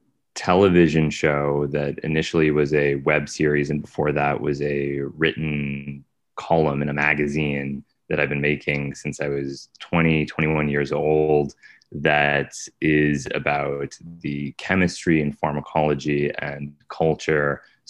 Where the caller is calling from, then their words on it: Brooklyn, New York, United States; I'm in Brooklyn, New York.